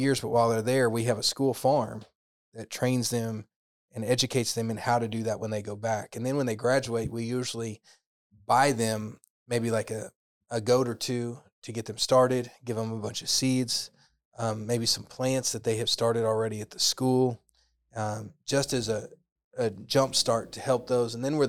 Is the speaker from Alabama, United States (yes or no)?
no; Oklahoma, United States; also born or lived in Tennessee / Texas; I grew up in Oklahoma